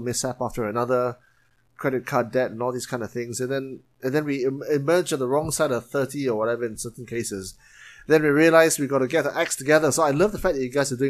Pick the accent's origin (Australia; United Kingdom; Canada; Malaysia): Malaysia; Penang; moved away as an adult; now in Kuala Lumpur, Malaysia; I'm from Penang